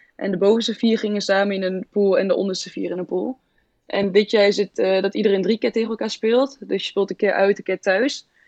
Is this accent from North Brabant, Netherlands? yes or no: no; Lichtenvoorde, Gelderland, Netherlands; now in Zwolle, Netherlands; ik kom uit Oost, uit de Achterhoek, uh, Lichtenvoorde